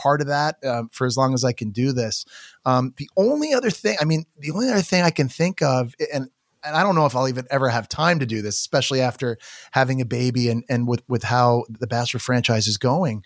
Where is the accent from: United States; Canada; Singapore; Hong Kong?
Canada; I'm Canadian